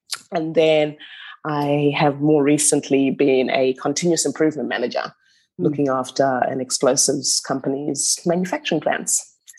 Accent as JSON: {"language": "English", "country": "Zimbabwe", "also_born_or_lived": "Newcastle, Australia", "moved": "as an adult", "lives_now": "Melbourne, Australia", "said": "I'm from Zimbabwe originally. Once I finished my studies, I came over to Australia and studied at Newcastle University."}